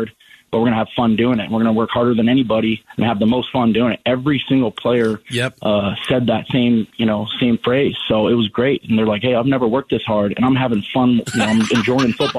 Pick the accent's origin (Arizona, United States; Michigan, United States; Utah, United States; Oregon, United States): Arizona, United States; Phoenix; it was awesome growing up in Phoenix, going to Brophy